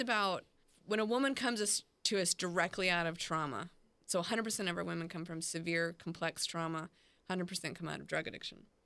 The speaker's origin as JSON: {"language": "English", "town": "Clearwater", "region": "Florida", "country": "United States", "tie": "born or raised there", "also_born_or_lived": "Texas / Orlando, Florida / Augusta, Georgia", "lives_now": "Jacksonville, United States", "said": "I grew up in Clearwater, Florida, and a little bit in Texas and Orlando. I've been in Jacksonville about nine years"}